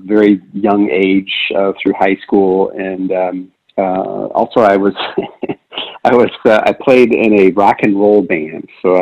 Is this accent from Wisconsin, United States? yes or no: yes; Wisconsin, United States; also born or lived in Utah / Florida; I primarily grew up in Wisconsin